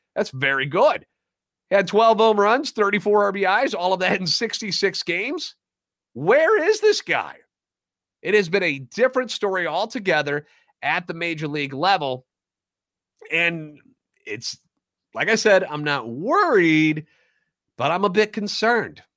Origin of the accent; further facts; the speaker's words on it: St. Louis, Missouri, United States; Born and raised in the Lou